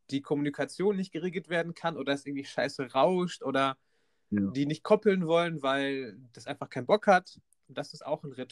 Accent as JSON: {"language": "German", "region": "North Rhine-Westphalia", "country": "Germany", "said": "sind ins Sauerland gefahren, denn wir kommen daher aus der Ecke."}